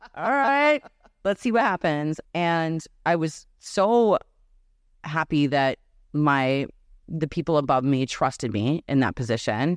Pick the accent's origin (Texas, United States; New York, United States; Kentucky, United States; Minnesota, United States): Minnesota, United States; Minneapolis; first language Serbian; English is a second language; moved away as an adult; now in Chicago, United States; Growing up in Minneapolis